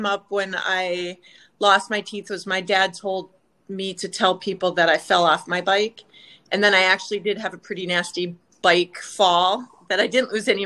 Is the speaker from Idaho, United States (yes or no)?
no; Minnesota, United States; Born and raised in Minnesota.